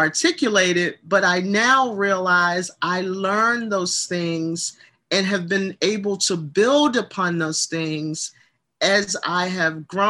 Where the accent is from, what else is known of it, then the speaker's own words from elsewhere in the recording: Baltimore, Maryland, United States; My hometown is the beautiful city of Baltimore, Maryland.